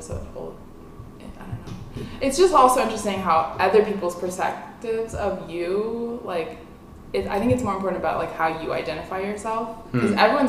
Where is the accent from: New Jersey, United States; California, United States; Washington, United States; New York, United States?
California, United States; San Mateo; I grew up in San Mateo.